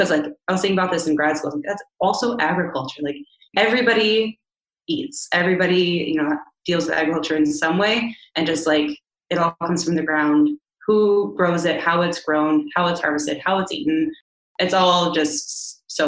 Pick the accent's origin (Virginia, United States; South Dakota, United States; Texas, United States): South Dakota, United States; moved away; also born or lived in Nebraska; I was born in South Dakota